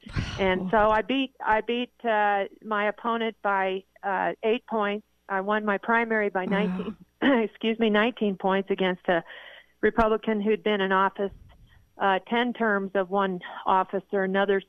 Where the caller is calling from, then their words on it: Flagstaff, Arizona, United States; I'm calling you from Flagstaff, my home